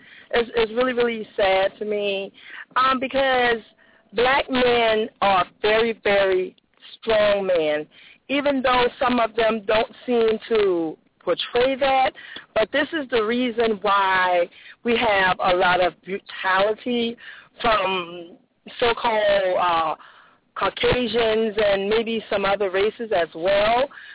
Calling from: Jacksonville, United States; I'm calling from Jacksonville.

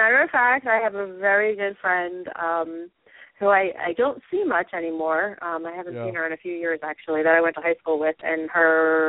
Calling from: Pennsylvania, United States; from Pennsylvania.

